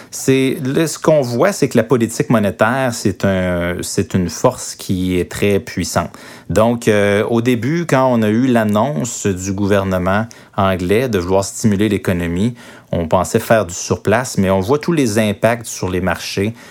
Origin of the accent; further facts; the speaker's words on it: Quebec, Canada; chez nous, au Québec